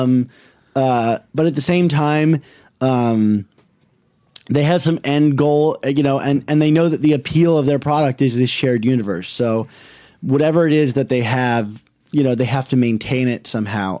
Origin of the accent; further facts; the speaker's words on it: Maryland, United States; moved away as an adult; also born or lived in New York / Baltimore area; I'm from Maryland